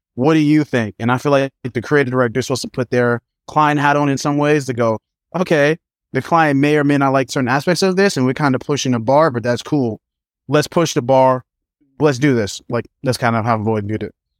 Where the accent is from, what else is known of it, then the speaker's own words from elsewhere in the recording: New York City, New York, United States; also born or lived in Manhattan, New York; I had a good time as a kid growing up in Brooklyn